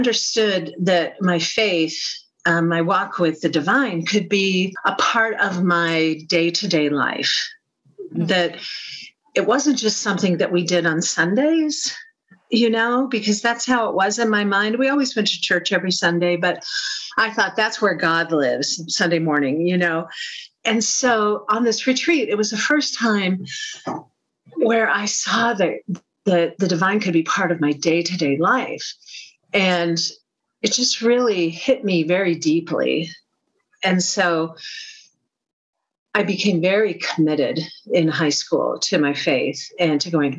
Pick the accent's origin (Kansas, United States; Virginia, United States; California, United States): Kansas, United States; Overland Park; they were starting a new L'Arche community here in my hometown of Overland Park, Kansas